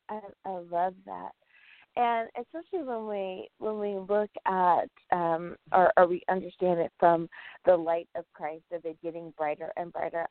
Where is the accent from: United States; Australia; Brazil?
United States